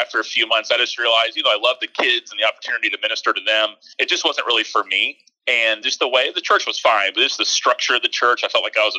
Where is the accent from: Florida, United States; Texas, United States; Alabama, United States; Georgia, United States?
Florida, United States; Tallahassee; I grew up in Tallahassee. My parents moved here from actually South Florida, from your neck of the woods, when I was like 9 years old.